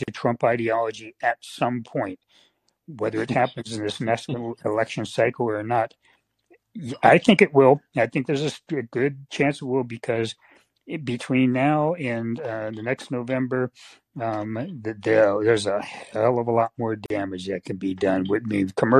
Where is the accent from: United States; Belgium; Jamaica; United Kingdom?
United States; Bay Area, California; I grew up in the Bay Area. I was the first generation to grow up in the Bay Area of my family